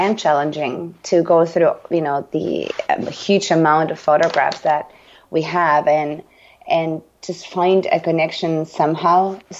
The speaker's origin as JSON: {"language": "English", "country": "Argentina", "second_language": "English", "lives_now": "United States", "said": "Yeah, I'm always the foreign token, you know, because, you know, as you know, I'm from Argentina"}